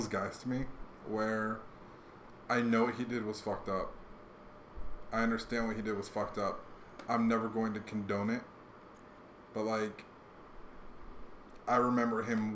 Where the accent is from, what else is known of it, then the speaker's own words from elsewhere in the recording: the West, United States; moved away; also born or lived in Virginia; I'm from the West